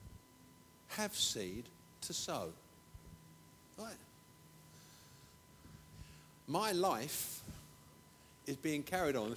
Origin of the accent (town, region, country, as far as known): England, United Kingdom